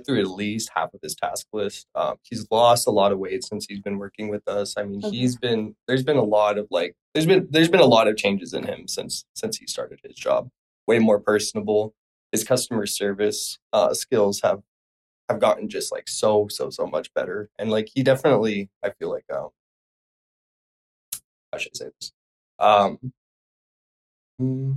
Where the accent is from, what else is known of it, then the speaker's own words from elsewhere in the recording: Phoenix, Arizona, United States; moved away; I'm from Phoenix, Arizona